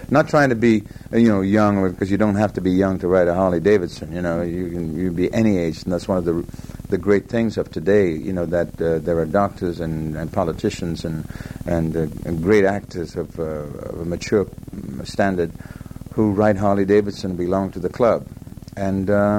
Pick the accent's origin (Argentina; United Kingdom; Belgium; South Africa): United Kingdom; also born or lived in Los Angeles, United States / Leicestershire; I am British. I am definitely British.